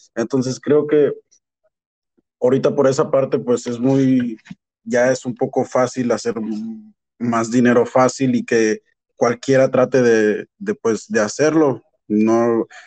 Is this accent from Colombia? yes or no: no; Mexico; now in Canada; soy de México y pero pues estoy viviendo en Canadá